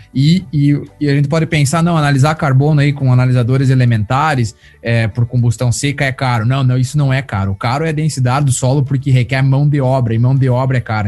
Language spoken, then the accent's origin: Portuguese; Brazil; now in United States; eu sou brasileiro